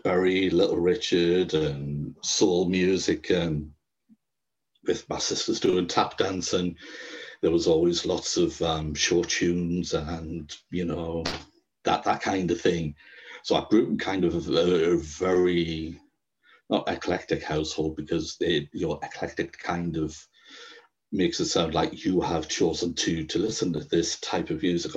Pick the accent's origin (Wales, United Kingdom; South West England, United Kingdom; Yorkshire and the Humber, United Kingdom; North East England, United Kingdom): North East England, United Kingdom; Sunderland and Durham; I'm from Sunderland and Durham in the northeast